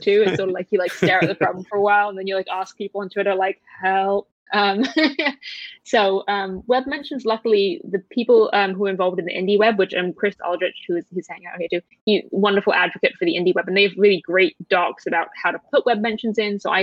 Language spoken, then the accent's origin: English; United Kingdom; I'm British